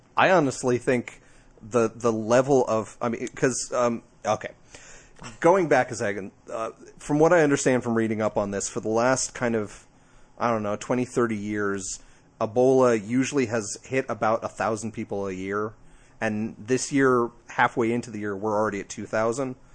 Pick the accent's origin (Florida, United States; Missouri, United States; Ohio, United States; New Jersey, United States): New Jersey, United States; I'm from Jersey.